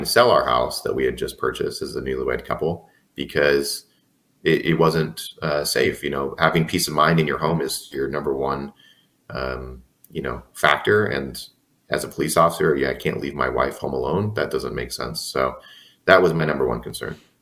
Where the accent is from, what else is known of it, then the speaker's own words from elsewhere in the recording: San Diego, California, United States; I'm born and raised in San Diego.